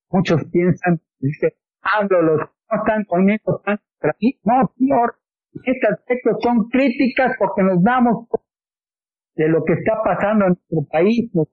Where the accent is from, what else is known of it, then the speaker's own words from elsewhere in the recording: Mexico; estamos hermanados porque somos mexicanos